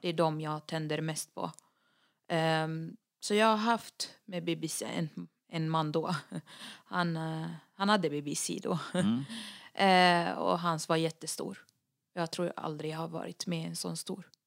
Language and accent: Swedish; Lebanon; moved away; jag är den enda libanesen från både mamma och pappa